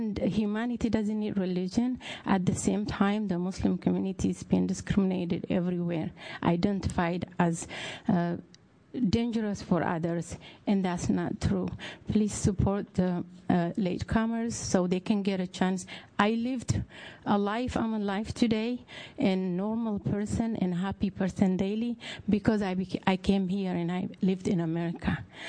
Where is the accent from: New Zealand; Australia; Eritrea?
Eritrea; moved away; I came from East Africa, specifically from Eritrea. I came with three young kids in 1987, and I was a kid myself